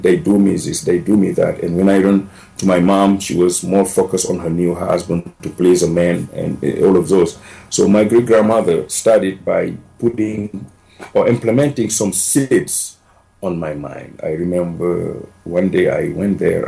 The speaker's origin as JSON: {"language": "English", "region": "Dakar", "country": "Senegal", "tie": "born or raised there", "also_born_or_lived": "Libya", "second_language": "English", "moved": "as an adult", "lives_now": "Denver, United States", "said": "originally, I came from Senegal, West Africa. It's a small country of 13 million people, uh, all the French colonization. I grew up uh, 30 miles from the capital, Dakar"}